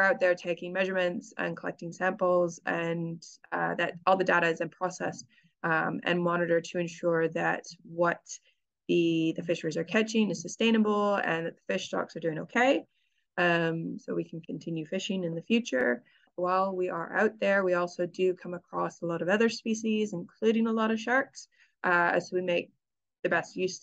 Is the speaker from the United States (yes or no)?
no; Canada; moved away as an adult; now in New Zealand; I'm originally from Canada, so I'm kind of used to growing up in very cold weather.